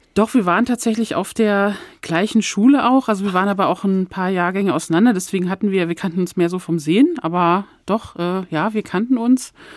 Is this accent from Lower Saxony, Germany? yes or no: yes; Hann. Münden, Lower Saxony, Germany; moved away as an adult; also born or lived in Hamburg; now in Frankfurt, Germany; diese meine Heimatstadt